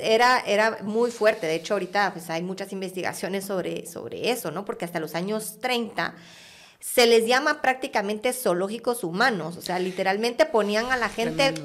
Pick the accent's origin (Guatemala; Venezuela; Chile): Guatemala; now in France; Nací en Guate. Ah, nací en Guate. Me fui con mi familia a finales de los noventas